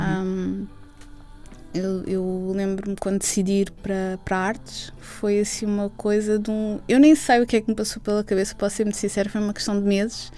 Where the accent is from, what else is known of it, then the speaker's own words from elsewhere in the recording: Lisbon, Portugal; Eu sempre vivi uh, na área de Lisboa